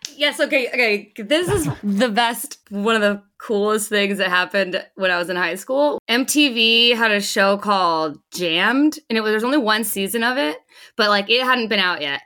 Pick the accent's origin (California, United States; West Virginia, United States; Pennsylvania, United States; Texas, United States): California, United States; Los Angeles County; also born or lived in Carlsbad, California; I moved from Los Angeles County